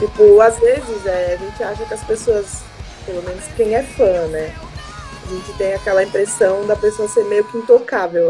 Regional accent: Northeast Region, Brazil; now in São Paulo, Brazil; eu sou nordestina também

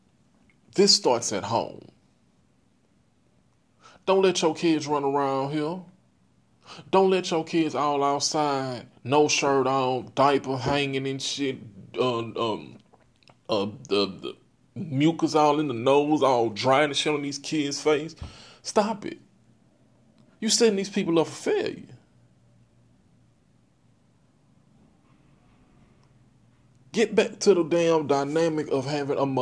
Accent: Texas, United States; I'm from Texas

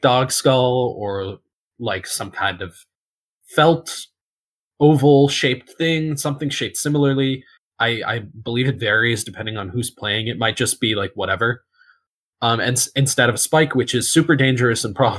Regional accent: United States; I'm American

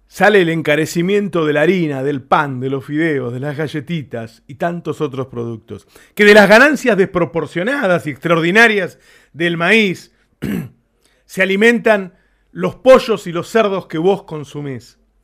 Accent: Argentina; somos argentinos

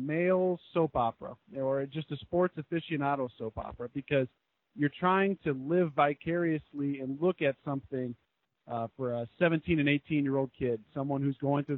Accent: Minnesota, United States; growing up in Minnesota

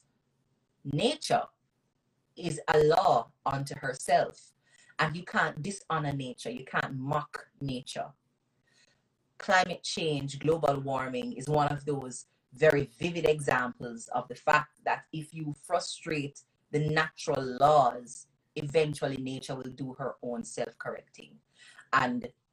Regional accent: Jamaica; accent: Jamaican patois; first language Jamaican Patois; I went in with my Jamaican patois.

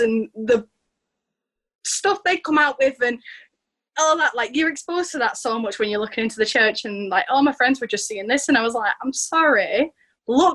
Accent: England, United Kingdom; I'm from England in the United Kingdom, and I'm 17 years old.

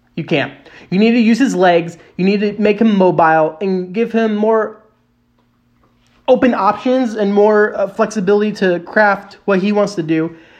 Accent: Indianapolis, Indiana, United States; I am from Indianapolis

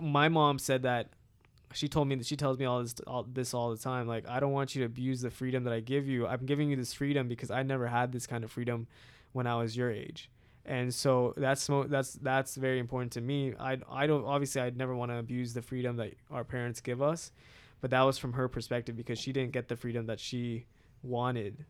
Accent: United States; my parents immigrated here from India, uh, and I was born in America

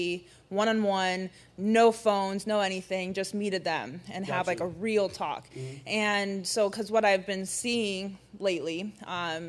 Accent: Buffalo, New York, United States; moved away as an adult; also born or lived in Hawaii / Richmond, Virginia / North Florida; now in South Florida, United States; I grew up in Buffalo, New York, around snow

